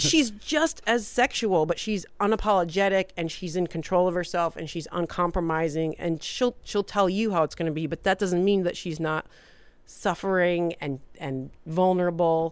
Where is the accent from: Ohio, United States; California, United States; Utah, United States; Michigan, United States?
Michigan, United States; Detroit; moved away as an adult; also born or lived in Hollywood; growing up in Detroit.